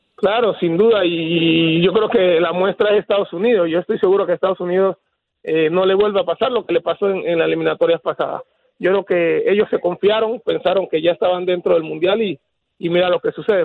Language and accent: Spanish; Panama; nosotros como panameños